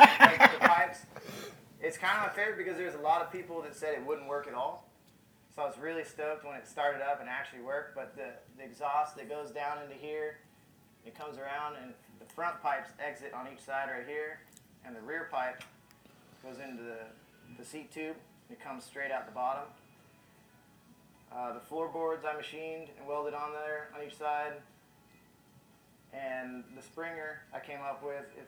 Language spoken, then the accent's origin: English; San Diego, California, United States; I'm from here in East County, San Diego.